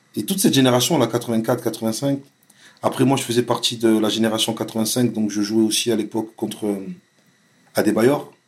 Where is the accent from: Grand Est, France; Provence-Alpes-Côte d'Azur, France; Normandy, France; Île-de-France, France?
Provence-Alpes-Côte d'Azur, France; Vitrolles; also born or lived in Marseille; Je suis né à Marseille, mais j'ai grandi à Vitrolles